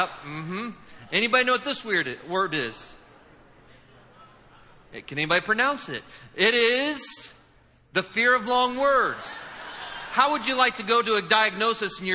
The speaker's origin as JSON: {"language": "English", "region": "Indiana", "country": "United States", "said": "I'm from Indiana."}